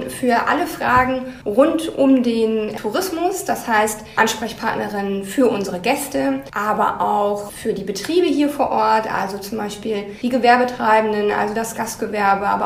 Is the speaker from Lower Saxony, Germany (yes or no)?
yes; Lower Saxony, Germany; Also ich komme eigentlich aus Niedersachsen und würde mich von daher schon auch als Norddeutsche sehen und habe mich sozusagen jetzt noch weiter in den Norden vorgearbeitet.